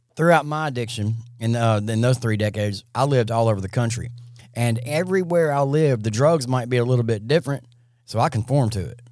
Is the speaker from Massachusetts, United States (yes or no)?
no; Jackson, Mississippi, United States; I'm forty-seven, and I grew up in South Jackson.